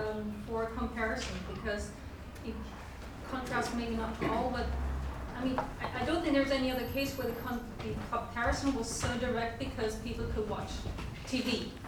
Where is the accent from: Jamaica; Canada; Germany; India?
Germany; Western Germany, West Germany; moved away; I grew up in Western Germany, and we never compared ourselves to the GDR.